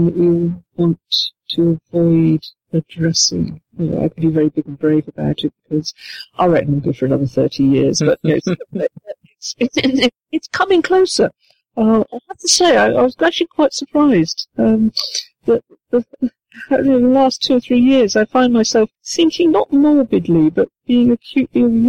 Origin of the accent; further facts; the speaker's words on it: United Kingdom; I'm British